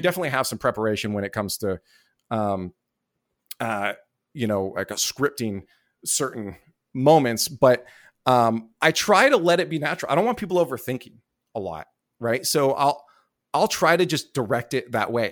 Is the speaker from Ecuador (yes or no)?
no; Canada; I didn't have a visa to the work in the U S 'cause I'm Canadian